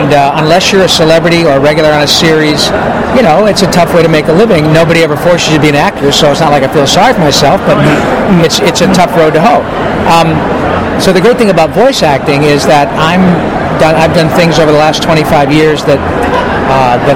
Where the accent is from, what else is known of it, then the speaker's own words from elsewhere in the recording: Michigan, United States; a kid growing up in Michigan